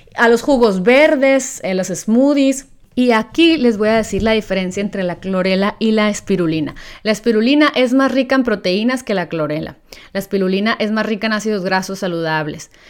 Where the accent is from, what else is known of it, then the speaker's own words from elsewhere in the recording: Mexico; me siento muy orgullosa de ser mexicana